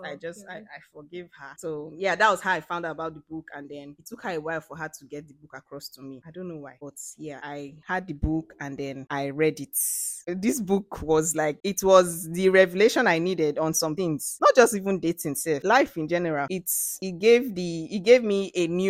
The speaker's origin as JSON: {"language": "English", "region": "Akwa Ibom", "country": "Nigeria", "said": "I'm from Akwa Ibom State"}